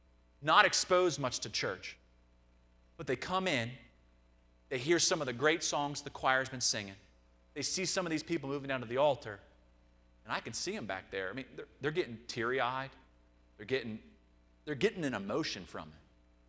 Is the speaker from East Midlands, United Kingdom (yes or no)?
yes; Nottingham, East Midlands, United Kingdom; Even growing up in Nottingham, I had to go through that struggle of figuring out what's the difference between experience and transformation.